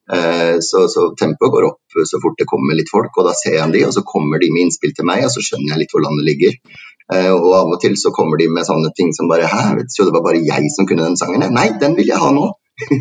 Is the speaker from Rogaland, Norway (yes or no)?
no; Trondheim, Trøndelag, Norway; jeg kommer fra Trondheim